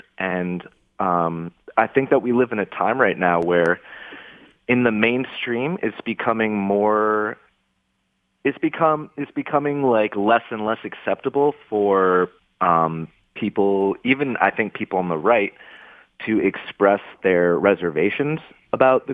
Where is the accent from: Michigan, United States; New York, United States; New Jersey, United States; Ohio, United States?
Michigan, United States; Grosse Pointe; now in Detroit, United States; I grew up in Grosse Pointe